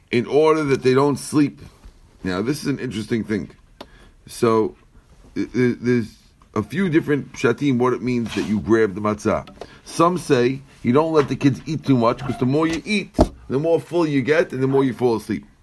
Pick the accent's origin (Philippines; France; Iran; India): Iran; moved away; Our neighbor didn't see me for 35 years. I came from Iran.